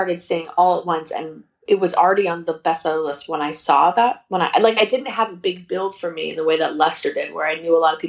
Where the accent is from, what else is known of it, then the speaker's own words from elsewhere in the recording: Santa Monica, California, United States; I was born in LA. I was born at home in Santa Monica